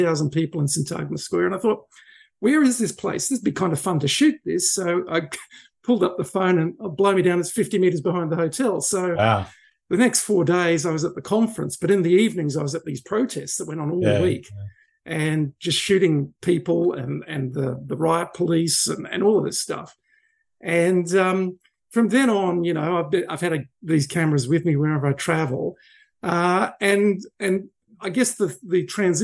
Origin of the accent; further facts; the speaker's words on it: Sydney, New South Wales, Australia; I grew up in Sydney. Around Sydney Harbour as a young kid in the 70s.